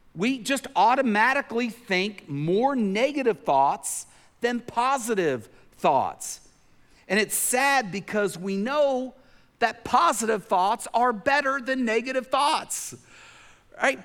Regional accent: Tennessee, United States; growing up in Tennessee

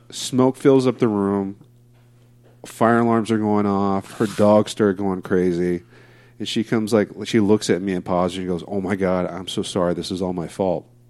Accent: Diamond Bar, California, United States; now in Placentia, United States; I grew up uh, Diamond Bar for most of my life

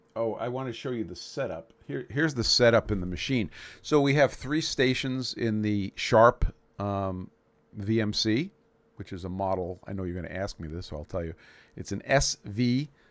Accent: Brooklyn, New York, United States; moved away; My hometown of Brooklyn, New York

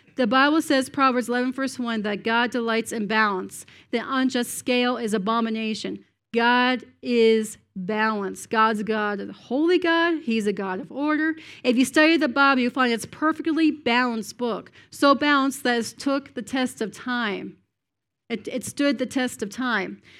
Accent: Cape Breton Island, Nova Scotia, Canada; moved away as an adult; now in United States; I'm from Cape Breton Island, which is north and east of Maine

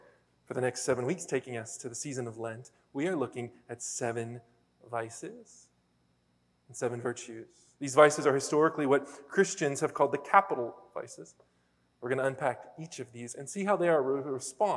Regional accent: Pennsylvania, United States; moved away; I'm from Pennsylvania

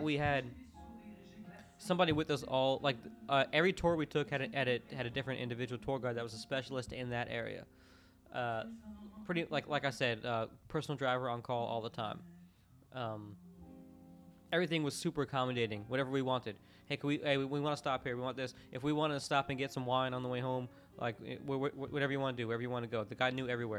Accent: Orlando, Florida, United States; growing up in Orlando, like the home of the home of the fake shit

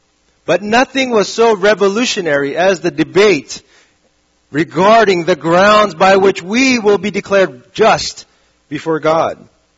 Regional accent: Saudi Arabia; Now, growing up in Saudi Arabia, this was a very weird moment because the days were always sunny.

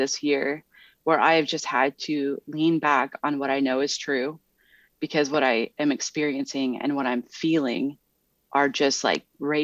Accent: Midwest, United States; moved away; growing up in the Midwest

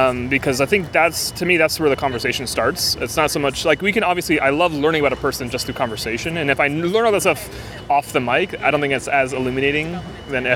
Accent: East Coast, United States; I'm from the East Coast, too, and so where I grew up, you would do potato buns

